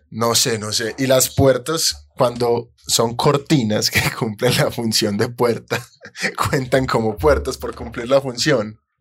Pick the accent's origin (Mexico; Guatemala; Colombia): Colombia; yo fallé como colombiano